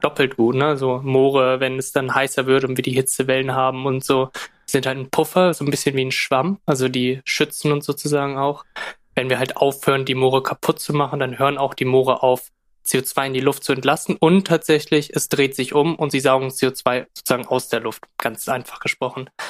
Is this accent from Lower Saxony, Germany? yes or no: yes; Zetel, Lower Saxony, Germany; moved away; Ich bin mit Corona wieder so ein bisschen zurück nach Friesland gezogen, bin halt hier aufgewachsen in Zetel